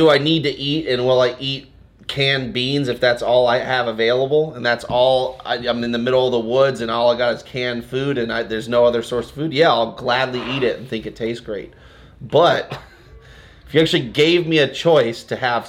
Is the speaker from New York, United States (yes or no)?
no; Santa Barbara, California, United States; now in Portland, United States; Santa Barbara, like where I grew up